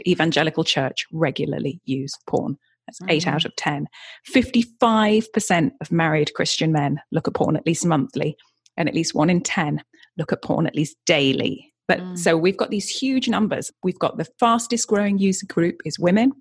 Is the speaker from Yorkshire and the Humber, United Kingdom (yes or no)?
yes; Yorkshire and the Humber, United Kingdom; also born or lived in Brighton; now in California, United States; I grew up in Yorkshire in the UK and then moved down to Brighton.